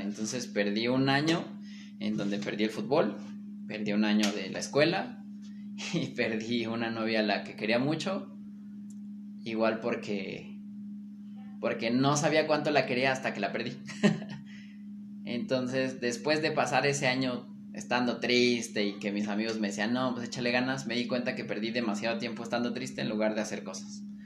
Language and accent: Spanish; Mexico; los mexicanos podemos hacer bien las cosas